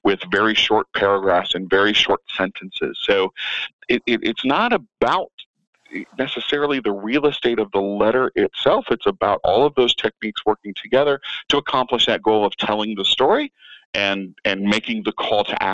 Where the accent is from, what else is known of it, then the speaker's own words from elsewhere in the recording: Atlanta, Georgia, United States; moved away as an adult; now in Las Vegas, United States; I'm originally from Atlanta. I moved to Vegas in 2002